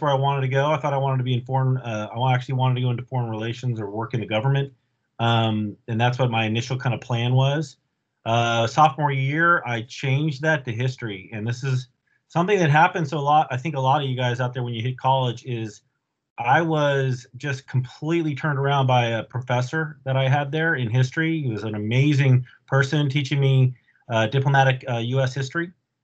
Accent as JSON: {"language": "English", "area": "Bay Area", "region": "California", "country": "United States", "tie": "born or raised there", "also_born_or_lived": "Alameda, California / La Selva Beach, California / Saratoga, California", "said": "I was born, raised in the Bay Area."}